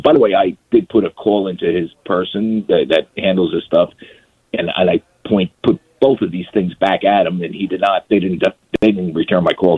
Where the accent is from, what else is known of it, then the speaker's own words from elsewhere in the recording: New York area, United States; I grew up in New York area.